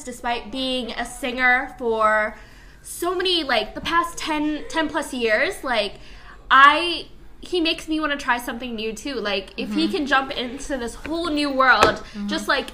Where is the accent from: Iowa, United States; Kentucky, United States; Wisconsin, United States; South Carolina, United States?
Iowa, United States; Bettendorf; even though I'm from Bettendorf, I still consider Chicago like my second home